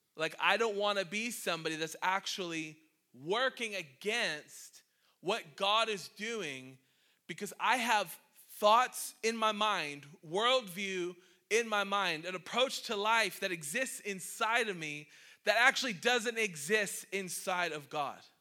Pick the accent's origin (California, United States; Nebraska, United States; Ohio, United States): Ohio, United States; Cleveland; moved away as an adult; now in Maine, United States; I'm a city boy. I'm from Cleveland